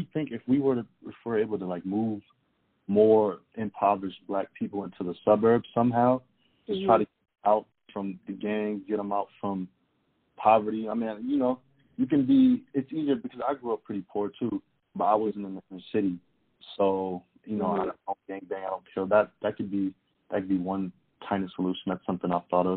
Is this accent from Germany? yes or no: yes; Germany; moved away; I'm from Germany